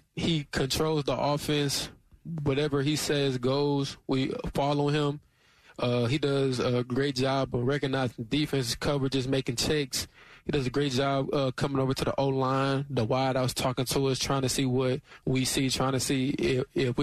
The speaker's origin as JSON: {"language": "English", "region": "Illinois", "country": "United States", "also_born_or_lived": "Missouri", "moved": "yes", "lives_now": "Athens, United States", "said": "I'm from Illinois"}